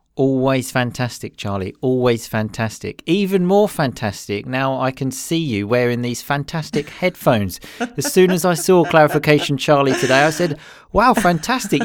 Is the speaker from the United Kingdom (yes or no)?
yes; Essex, East of England, United Kingdom; I'm from Essex